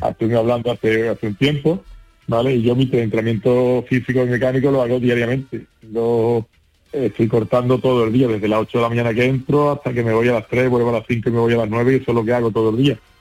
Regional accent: San Juan del Puerto, Andalusia, Spain; el Ayuntamiento de San Juan del Puerto, que es mi pueblo

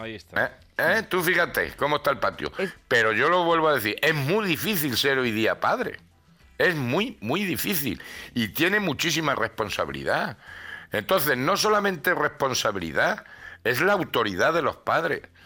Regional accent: Granada, Andalusia, Spain; mi barrio no veas cómo estaba el Albaicín

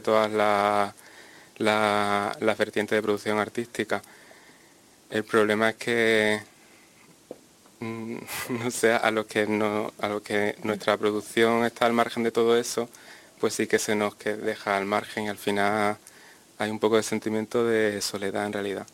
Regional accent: Andalusia, Spain; nuestra cultura como andaluces

